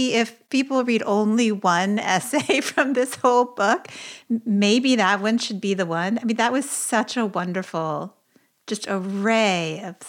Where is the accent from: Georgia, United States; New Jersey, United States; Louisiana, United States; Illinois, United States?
Louisiana, United States; Baton Rouge; I grew up in Baton Rouge in a Jewish family.